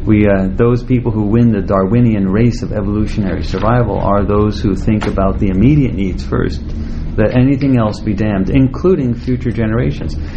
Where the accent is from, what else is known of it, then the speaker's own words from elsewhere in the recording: Southwest, United States; I'm actually from the Southwest, where there's sun and lots of solar energy.